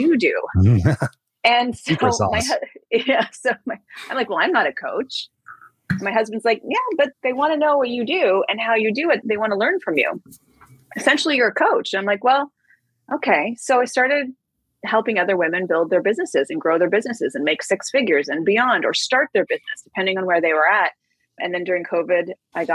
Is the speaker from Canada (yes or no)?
yes; Canada; now in New York, United States; I'm originally from Canada. I live in New York now